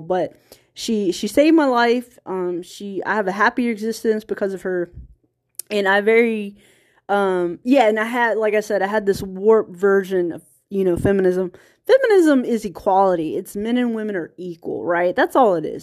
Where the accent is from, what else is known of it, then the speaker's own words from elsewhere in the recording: small town Virginia, United States; accent: country accent; moved away; also born or lived in California; I'm from small town Virginia, so there's California English, and then there's Virginia English. And if I'm tired, like, my accent kicks in.